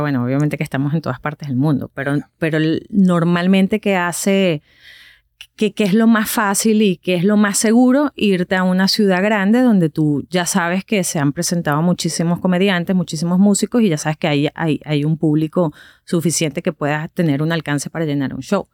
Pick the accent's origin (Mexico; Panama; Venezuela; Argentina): Venezuela; moved away as an adult; now in United States; cuando salimos de Venezuela